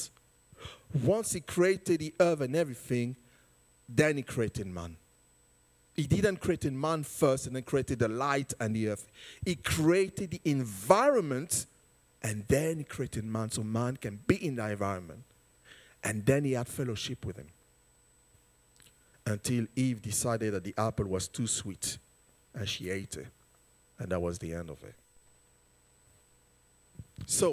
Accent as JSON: {"language": "English", "country": "United Kingdom", "tie": "born or raised there", "said": "being born here as British and have the identity of parents being born in a different country"}